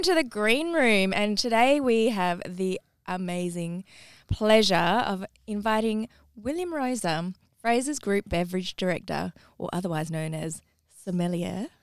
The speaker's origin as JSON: {"language": "English", "town": "Parramatta", "region": "New South Wales", "country": "Australia", "tie": "born or raised there", "also_born_or_lived": "Eastwood / Ermington", "said": "I grew up in Parramatta, Eastwood, Irvington"}